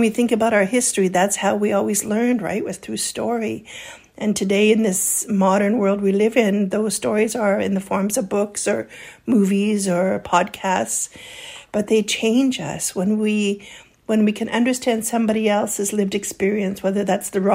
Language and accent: English; Kamloops, British Columbia, Canada; moved away; where I grew up in Kamloops area.